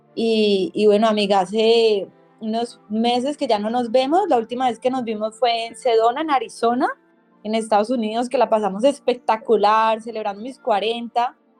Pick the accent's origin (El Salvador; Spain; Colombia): Colombia; Cali, Valle del Cauca; creadora de Tribu Femenina de Cali, Colombia